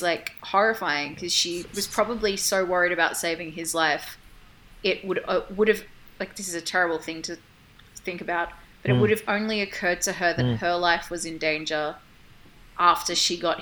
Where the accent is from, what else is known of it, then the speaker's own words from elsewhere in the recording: Australia; as an Australian